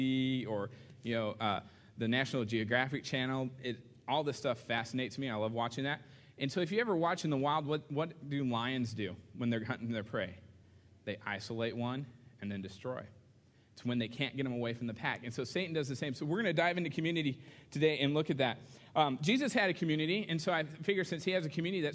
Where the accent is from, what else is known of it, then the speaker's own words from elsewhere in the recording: Southern California, United States; moved away as an adult; now in Kentucky, United States; I moved from, you know, Southern California to Kentucky, of all places.